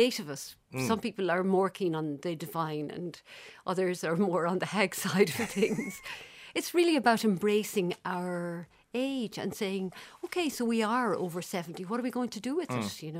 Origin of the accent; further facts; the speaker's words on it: Ireland; I'm Irish